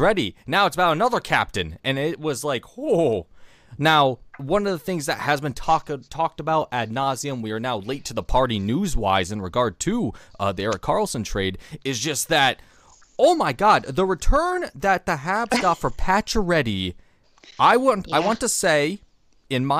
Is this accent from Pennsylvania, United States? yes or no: no; New York, United States; Being a New Yorker